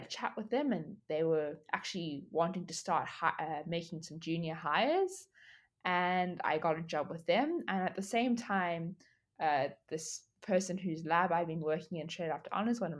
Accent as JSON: {"language": "English", "country": "South Africa", "tie": "born or raised there", "moved": "as an adult", "lives_now": "Australia", "said": "I am from South Africa. I went to high school in South Africa"}